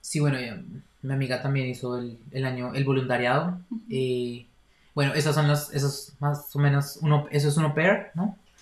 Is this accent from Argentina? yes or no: no; Bogotá, Colombia; moved away as an adult; also born or lived in Cologne, Germany; now in Berlin, Germany; tengo 23 años, nací en Bogotá, Colombia